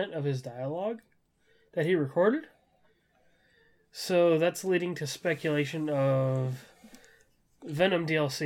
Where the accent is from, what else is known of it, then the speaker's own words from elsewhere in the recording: Southern California, United States; I'm from Southern California. I'm from that area